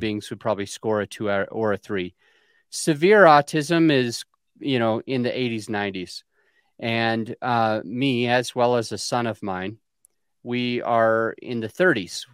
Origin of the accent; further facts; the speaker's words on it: Utah, United States; I was born in Utah on a polygamous colony, a subsect of Mormonism